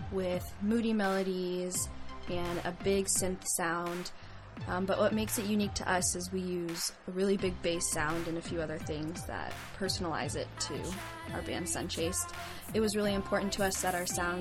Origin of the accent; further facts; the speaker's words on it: San Diego, California, United States; I'm from Scripps Ranch, and I've lived here my whole life, all 20 years.